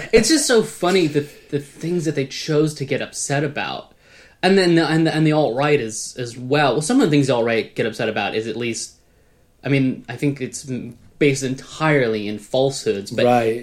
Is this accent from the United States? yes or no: yes; United States; I'm an American